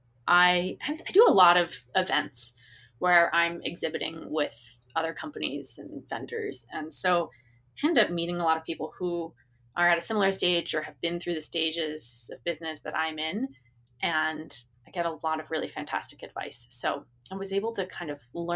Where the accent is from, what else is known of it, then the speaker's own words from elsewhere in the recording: Massachusetts outside of Boston, United States; I grew up in Massachusetts outside of Boston